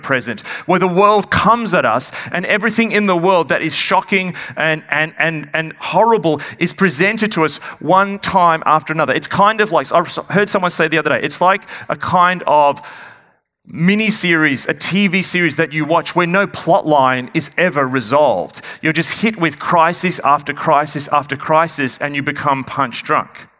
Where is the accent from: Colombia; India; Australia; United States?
Australia; Melbourne, Victoria; I'm from Melbourne.